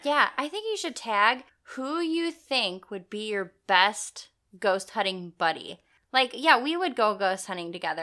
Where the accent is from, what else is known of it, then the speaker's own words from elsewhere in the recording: Madison, United States; we grew up in Madison